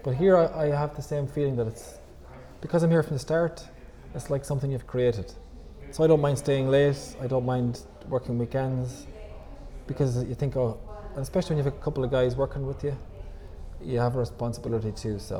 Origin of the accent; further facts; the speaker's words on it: Ireland; moved away as an adult; now in Portugal; I'm from Ireland